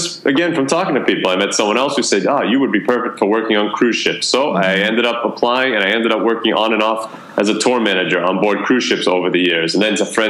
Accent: Boston, Massachusetts, United States; moved away as an adult; also born or lived in Atlanta, Georgia / Amherst, Massachusetts / Melbourne, Australia; I'm actually originally from Boston

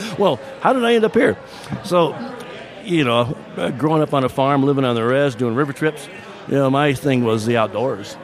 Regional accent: Minden, Michigan, United States; also born or lived in Kentucky / Phoenix, Arizona; now in Prescott, United States; I grew up in Michigan on a farm and uh, very small town called Minden

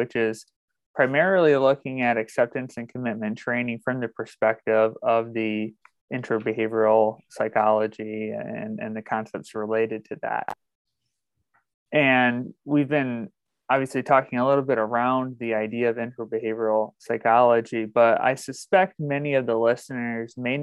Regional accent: Northwest Michigan, United States; I'm originally from Northern Michigan, Northwest Michigan

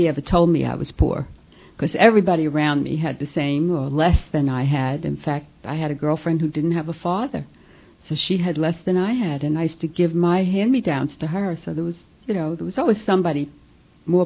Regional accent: New York City, New York, United States; accent: New York; I guess you can guess from my accent that I come from New York. Can take the girl out of New York, but you can't take the accent out of her. And I grew up in Brooklyn

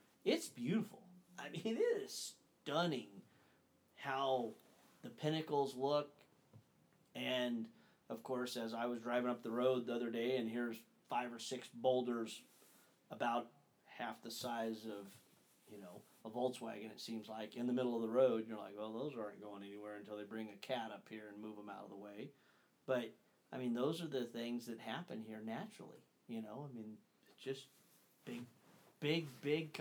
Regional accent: Northern California, United States; we grew up, Dad and Ron and Daniel and myself, we grew up hunting in Northern California, towards the coast primarily

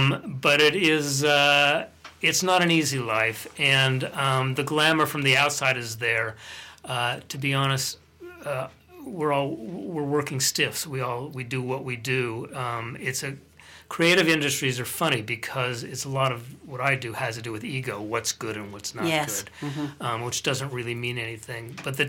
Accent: Colorado, United States; moved away; I grew up there, yes, but I've been on this side of the Atlantic for quite a long time.

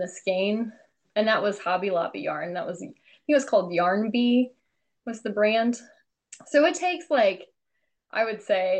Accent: Illinois, United States; I'm from like a rural town in Illinois

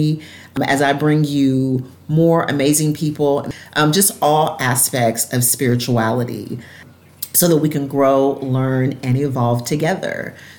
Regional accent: Evansville, Indiana, United States; I had absolutely, like seriously, absolutely no idea that Talia was from my hometown, that she was born and raised there as well.

